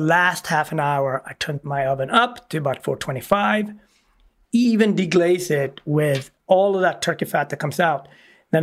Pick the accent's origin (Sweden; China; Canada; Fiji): Sweden; now in United States; It's also a transformation of being a Swede and becoming American